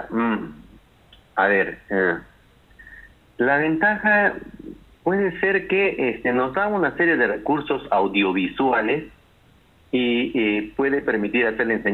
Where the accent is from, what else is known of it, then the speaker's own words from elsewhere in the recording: Peru; cuántos somos los peruanos tolerantes a la homosexualidad